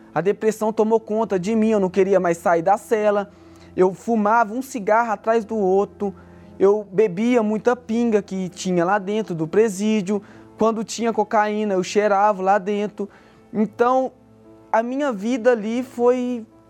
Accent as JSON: {"language": "Portuguese", "town": "Belo Horizonte", "region": "Minas Gerais", "country": "Brazil", "tie": "born or raised there", "said": "sou natural de Minas Gerais, Belo Horizonte."}